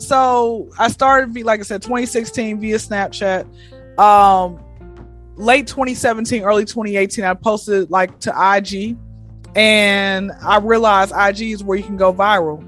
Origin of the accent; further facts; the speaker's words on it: Atlanta, Georgia, United States; Atlanta, born and raised